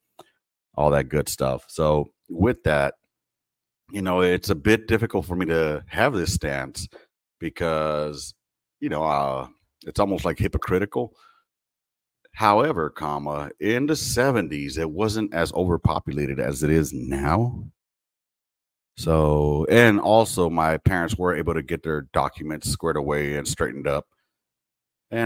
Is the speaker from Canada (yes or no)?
no; Los Angeles, California, United States; now in Texas, United States; originally, I'm from California, born and raised in L.A.